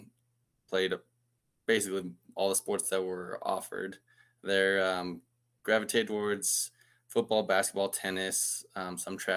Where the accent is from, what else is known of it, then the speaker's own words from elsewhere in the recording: Muleshoe, Texas, United States; I'm actually from a small town called Muleshoe.